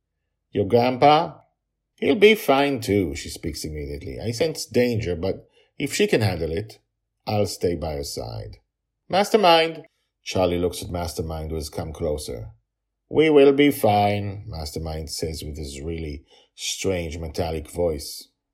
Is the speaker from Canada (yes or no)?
yes; Toronto, Ontario, Canada; born there; I was born in Toronto, and that is where I live, I say.